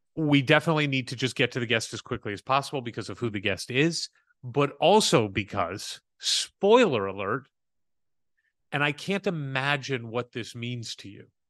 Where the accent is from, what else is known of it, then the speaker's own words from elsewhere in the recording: St. Louis, Missouri, United States; moved over to my hometown, Saint Louis